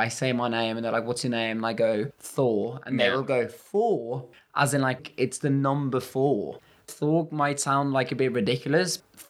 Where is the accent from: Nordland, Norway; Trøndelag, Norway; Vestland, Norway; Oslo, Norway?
Vestland, Norway; Bergen; English is a second language; moved away as an adult; also born or lived in Liverpool, United Kingdom; now in United Kingdom